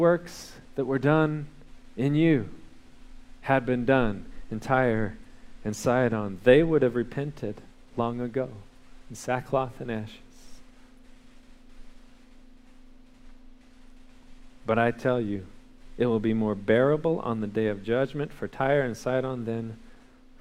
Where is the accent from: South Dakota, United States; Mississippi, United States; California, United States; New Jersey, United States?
California, United States; now in Texas, United States; I grew up in California